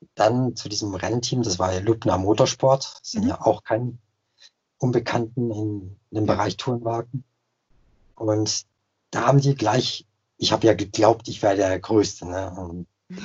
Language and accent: German; Alsace, Grand Est, France; bei uns im Elsass